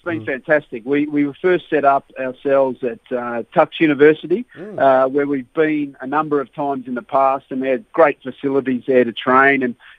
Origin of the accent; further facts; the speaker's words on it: Perth, Western Australia, Australia; moved away as an adult; now in Netherlands; in my hometown of Perth